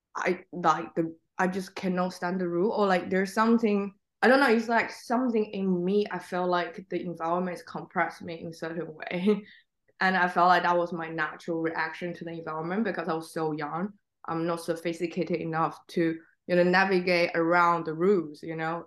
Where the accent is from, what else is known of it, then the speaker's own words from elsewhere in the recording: Xiamen, Fujian, China; English is a second language; now in London, United Kingdom; the town I grew up is called Xiamen